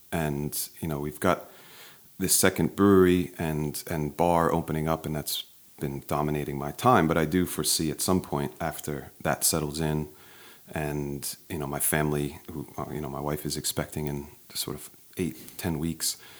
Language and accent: English; Maplewood, New Jersey, United States; moved away as an adult; also born or lived in Sydney, Australia; I grew up in Maplewood, one town over